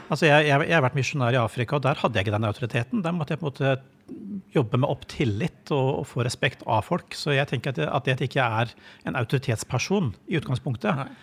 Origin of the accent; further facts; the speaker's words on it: Madagascar; also born or lived in Mali; Det ene er der jeg, der jeg er født og vokst opp, på Madagaskar. Ja. Som jo er en veldig frodig øy, og, og hvor kirken står ganske sterkt